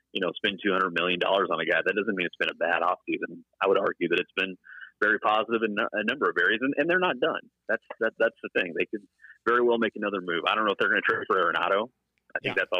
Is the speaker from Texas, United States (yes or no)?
yes; Mesquite, Texas, United States; I grew up in Mesquite, Texas.